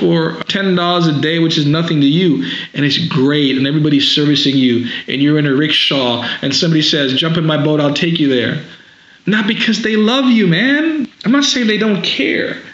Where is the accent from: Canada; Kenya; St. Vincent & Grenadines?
St. Vincent & Grenadines; now in United States; growing up in the Caribbean, same sort of place, basically like going back to Africa. Mm-hmm. And I go back home to St. Vincent in the Caribbean every summer